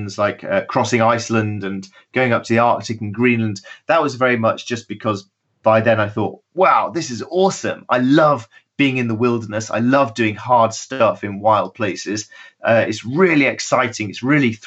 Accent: United Kingdom; I was running away from Britain because it was so boring

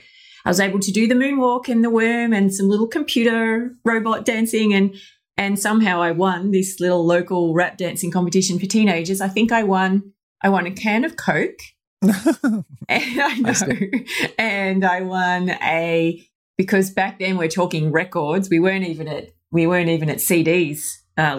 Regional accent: Australia; accent: Australian; you could probably tell from my accent, I am Australian. Mm-hmm. I grew up in a very small little country town in Australia.

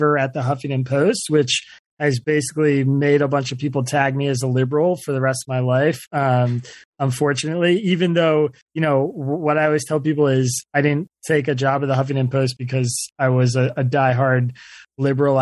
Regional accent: Bucks County, Pennsylvania, United States; I grew up in Bucks County, Pennsylvania

